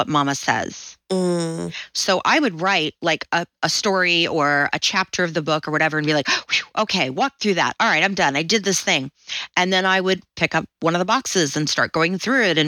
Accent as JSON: {"language": "English", "area": "Southern", "region": "Southern United States", "country": "United States", "accent": "Southern", "said": "little me with my little Southern accent"}